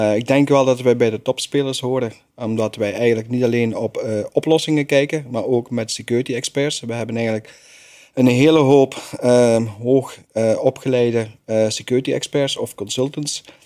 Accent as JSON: {"language": "Dutch", "country": "Belgium", "said": "ik als Belg"}